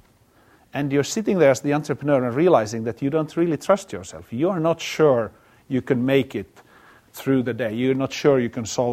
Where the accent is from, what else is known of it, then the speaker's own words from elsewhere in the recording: Finland; moved away; I come from Finland